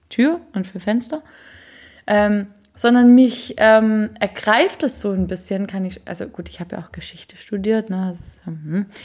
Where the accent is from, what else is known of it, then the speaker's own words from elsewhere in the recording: Berlin, Germany; Ich bin aus